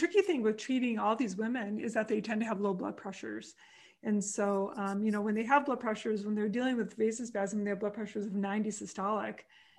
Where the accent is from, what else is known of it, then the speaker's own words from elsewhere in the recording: Wisconsin, United States; I grew up in Wisconsin